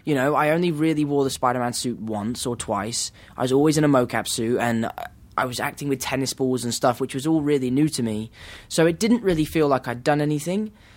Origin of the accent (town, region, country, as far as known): England, United Kingdom